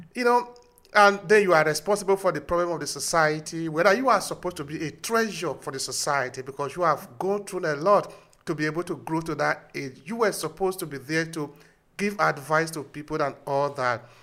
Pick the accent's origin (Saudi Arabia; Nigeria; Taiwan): Nigeria; we are both from Nigeria